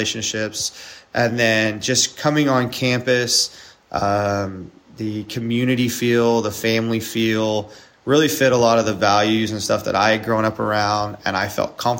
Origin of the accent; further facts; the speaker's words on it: East Texas, United States; I grew up in East Texas, so always been around the area for the most part.